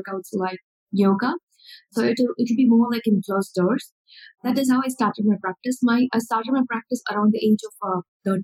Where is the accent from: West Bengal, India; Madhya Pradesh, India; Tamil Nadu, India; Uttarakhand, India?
Tamil Nadu, India; Chennai; I'm from India, Chennai. So this is where I born and brought up